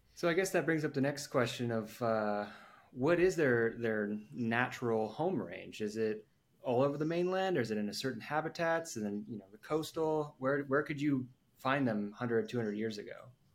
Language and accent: English; United States; being ignorant Americans